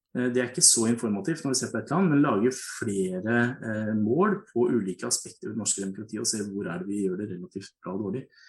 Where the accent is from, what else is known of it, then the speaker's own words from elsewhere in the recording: Hedmark, Innlandet, Norway; also born or lived in Kongsvinger; now in Oslo, Norway; Hedmark, hvor jeg opprinnelig kom fra